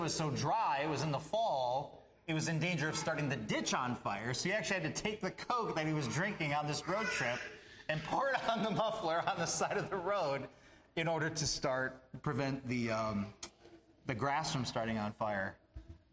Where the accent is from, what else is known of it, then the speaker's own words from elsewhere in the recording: Minnesota, United States; I'm from Minnesota, we're from Minnesota